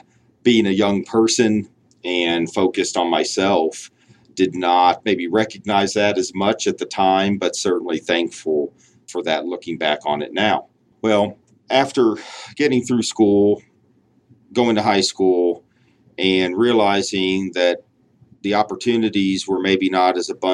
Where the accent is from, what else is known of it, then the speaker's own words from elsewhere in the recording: Tulsa, Oklahoma, United States; also born or lived in Chicago area, Illinois; I grew up in Tulsa. Had moved there after I was born. I was born in a little town outside of Chicago